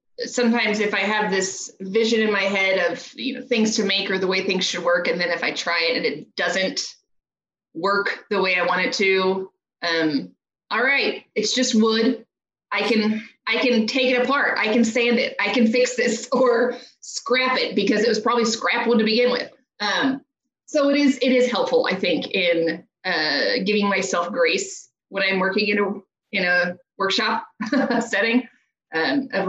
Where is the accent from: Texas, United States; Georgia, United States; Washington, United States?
Texas, United States; Houston; moved away as an adult; I grew up in Houston and my whole family is here